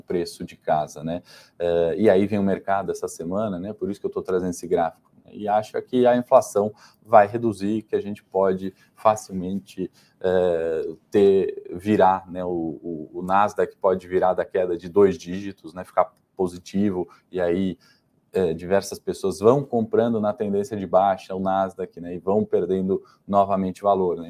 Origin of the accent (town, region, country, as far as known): Brazil